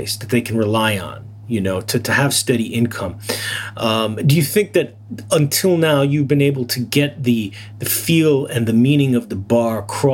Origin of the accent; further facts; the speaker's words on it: East Coast, United States; now in Japan; I'm from the East Coast, not from New York